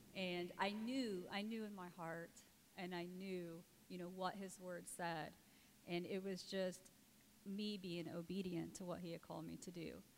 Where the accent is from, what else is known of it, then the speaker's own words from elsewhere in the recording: Indiana, United States; moved away as an adult; now in Cambodia; I'm from Indiana originally